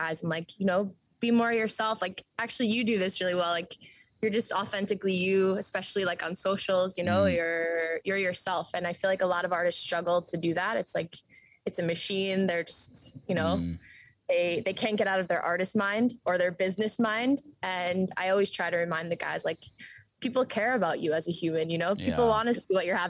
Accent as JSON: {"language": "English", "region": "New York", "country": "United States", "tie": "born or raised there", "moved": "yes", "said": "growing up in New York"}